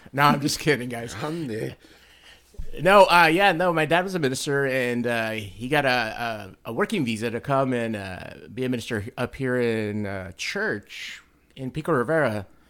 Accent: Mexico; born there; moved away; No, actually, I was born in Mexico and we moved with.

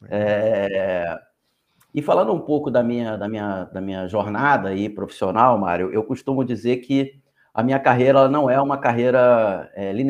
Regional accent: Rio de Janeiro, Brazil; eu sou carioca e moro aqui no Rio de Janeiro.

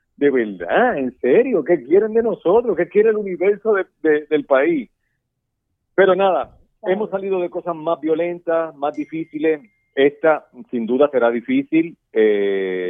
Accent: Puerto Rico; como los puertorriqueños. Mira, nosotros vivimos hace tres años un huracán

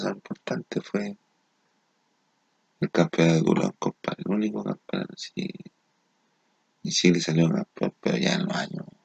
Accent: Chile; nuestra postura, compadre, como chilenos

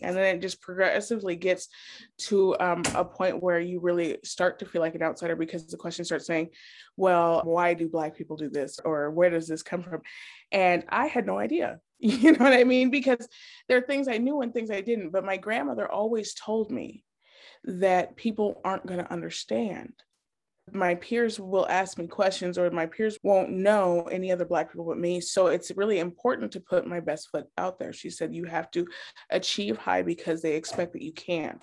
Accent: Wyoming, United States; moved away as an adult; also born or lived in Germany / Montana / Chicago; now in Illinois, United States; I was born in Bermejava, Germany. My father was military, so as soon as we came back to the States, I grew up in Montana and Wyoming

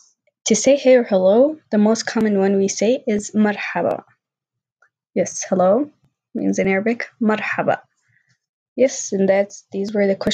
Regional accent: Yemen; English is a second language; I'm from Yemen, which is a country in the Middle East

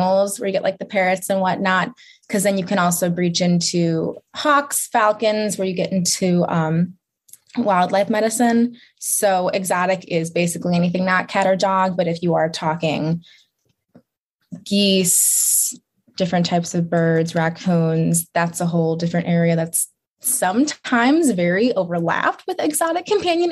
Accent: Chicago, Illinois, United States; moved away as an adult; now in Lansing, United States; I'm from Chicago

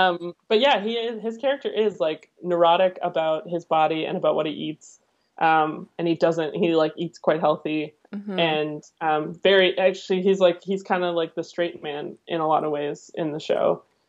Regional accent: England, United Kingdom; I'm British too.

